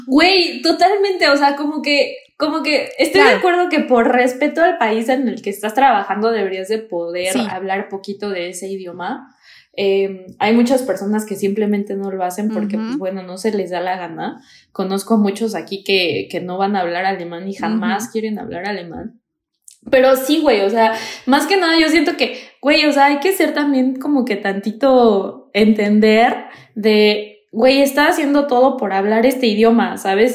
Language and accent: Spanish; Toluca, State of Mexico, Mexico; moved away as an adult; now in Germany; yo soy de Toluca